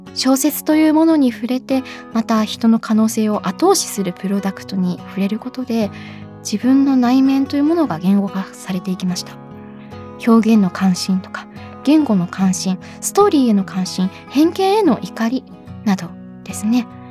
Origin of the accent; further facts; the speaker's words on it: Sapporo, Hokkaido, Japan; moved away; 地元私札幌なんですけれども